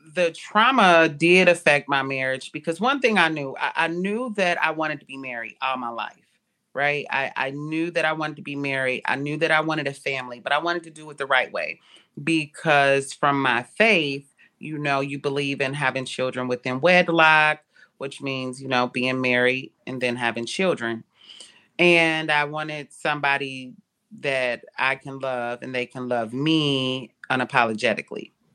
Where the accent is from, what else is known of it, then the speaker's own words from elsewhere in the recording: Cincinnati, Ohio, United States; I was born in Cincinnati, Ohio.